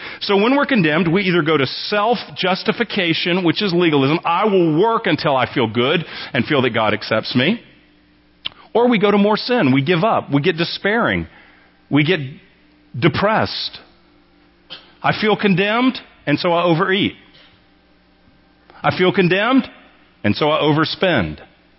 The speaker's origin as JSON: {"language": "English", "region": "Texas", "country": "United States", "said": "I think of myself primarily as a Texan."}